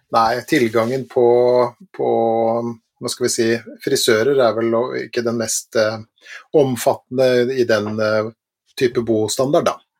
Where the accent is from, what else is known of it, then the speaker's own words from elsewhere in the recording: Langesund, Vestfold og Telemark, Norway; da jeg vokste opp i Langesund i Telemark